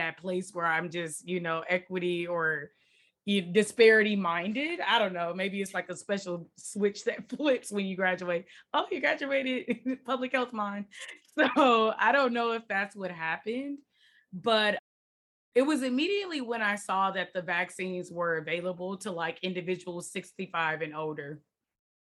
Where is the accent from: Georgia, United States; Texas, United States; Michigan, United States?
Michigan, United States; Detroit; moved away as an adult; also born or lived in Washington, D.C.; now in California, United States; I grew up in Detroit, born and raised